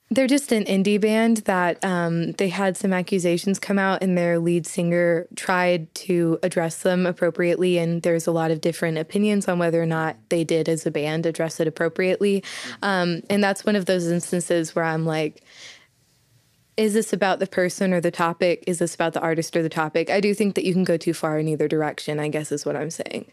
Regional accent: Southeastern Oklahoma, United States; accent: heavy accent; I'm a girl from Southeastern Oklahoma with a heavy accent

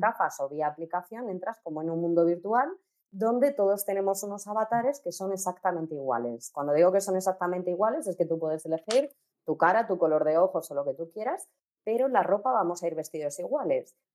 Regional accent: Castilla-La Mancha, Spain; Yo soy manchega y no sé inglés

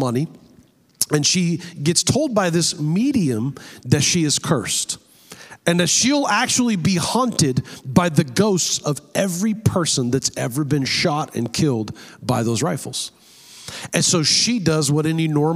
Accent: near San Jose, California, United States; is close to my hometown. It's in San Jose, California

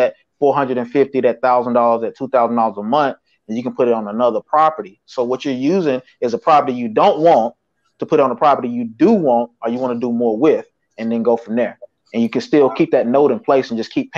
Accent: Tennessee, United States; now in Atlanta, United States; That's where I'm from Tennessee. Chattanooga

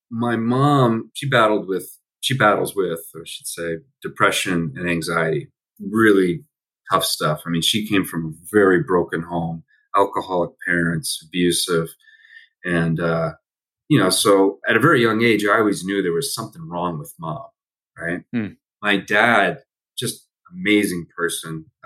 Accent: Allentown, Pennsylvania, United States; also born or lived in Philadelphia / Maine; born in Philadelphia. Was only there for I think the first two years of my life. Lived in uh, uh, Maine for uh, a, a few years when I was very young, and then moved back to Pennsylvania, but not to Philadelphia, lived in Allentown, Pennsylvania

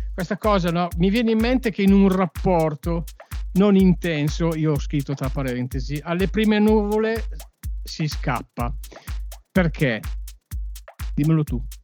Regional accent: Cremona, Lombardy, Italy; siccome io sono di Cremona

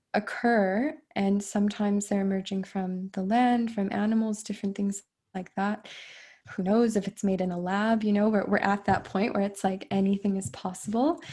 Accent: United States; I I'm American

